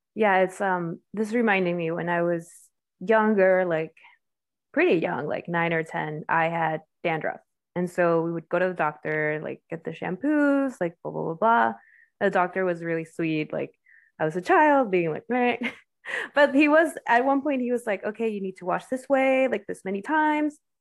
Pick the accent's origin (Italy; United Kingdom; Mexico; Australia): Mexico; now in United States; I grew up in Mexico, it's very homogenous or homogeneous